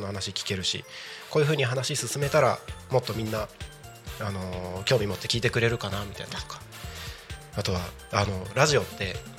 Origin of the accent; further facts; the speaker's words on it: Aomori, Iwate, Tohoku, Japan; 僕の地元っていうところでいうと青森岩手は